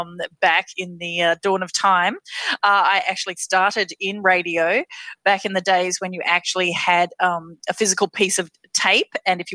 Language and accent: English; Western Australia, Australia; also born or lived in Perth; I actually grew up in a variety of very small towns in Western Australia. I was born in Perth, but then my family moved every couple of years from small town to small town.